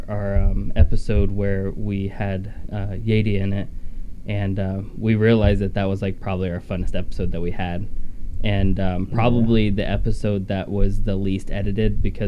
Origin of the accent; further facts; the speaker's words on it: Ohio, United States; I'm from Ohio